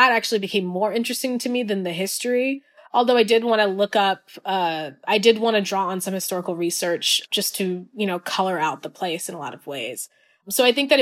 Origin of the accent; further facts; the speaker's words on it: California, United States; I grew up in California